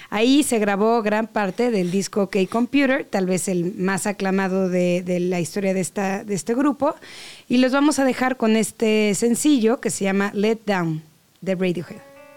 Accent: Mexico; como mexicanos

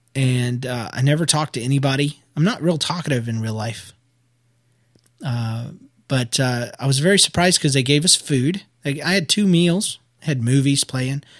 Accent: United States; I'm American

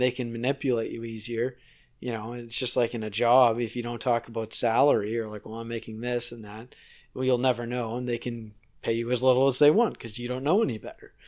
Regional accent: Nova Scotia, Canada; now in Toronto, Canada; I'm from Nova Scotia

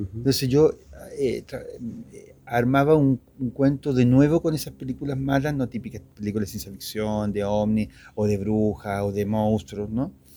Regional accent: Santiago, Santiago Metropolitan Region, Chile; soy de Santiago de Chile, tengo 54 años

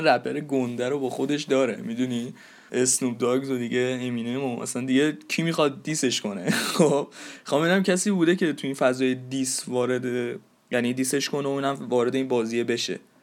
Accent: Iran

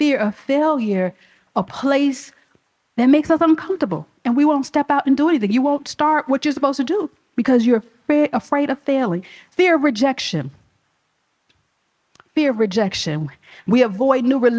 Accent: Chicago, Illinois, United States; I'm from the South Side of Chicago

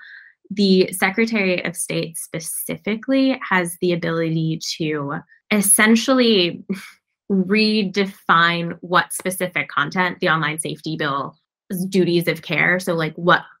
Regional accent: United States; I, as an American

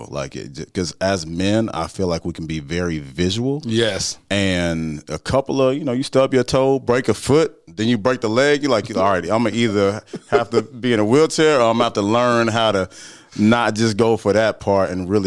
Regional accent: the South, United States; I grew up in the South, man.

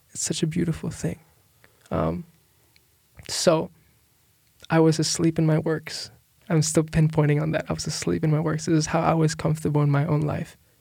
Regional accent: Philippines; moved away as an adult; now in United States; I'm from the Philippines

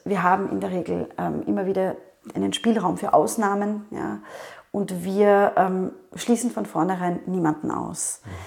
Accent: Vienna, Austria; ich komme aus Wien

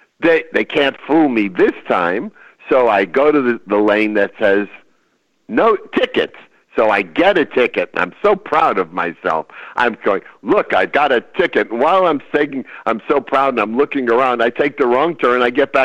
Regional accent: California, United States; I've been on this freeway for 7 hours. I don't know. I'm from California. Who the hell built this road?

